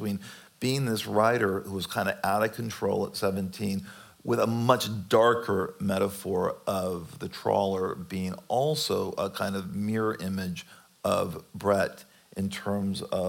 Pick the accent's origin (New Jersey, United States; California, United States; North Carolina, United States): California, United States; growing up in California in the 70s and the 80s of my childhood